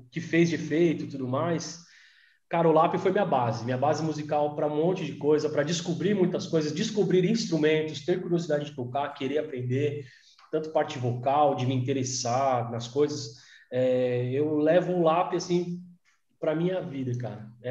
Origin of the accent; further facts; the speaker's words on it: Mauá, São Paulo, Brazil; also born or lived in Santo André; É, eu, sou de, morei em Santo André há muito tempo, mas eu sou de Mauá, né, cara? Sou de Mauá, sou do Zaira, inclusive estudou na mesma escola já.